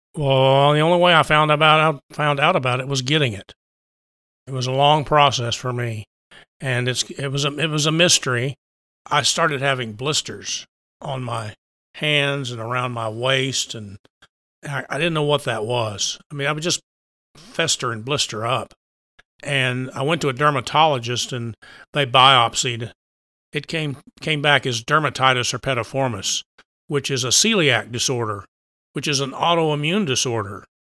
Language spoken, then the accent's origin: English; Texas Panhandle, United States; also born or lived in Austin, Texas; Grew up out on the plains in, in Panhandle